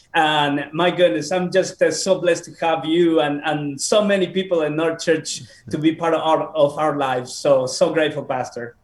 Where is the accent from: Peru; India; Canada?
Peru; moved away; also born or lived in Bolivia / United States; I was born in Peru.